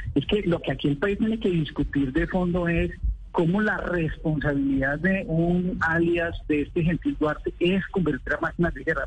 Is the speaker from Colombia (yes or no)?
yes; Colombia